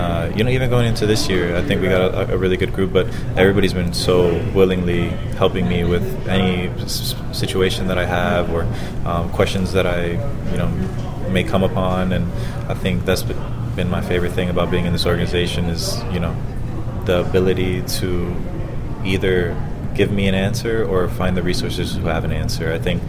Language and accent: English; Florida, United States; because I'm from Florida, so having my family here in Tampa was, tough to manage as well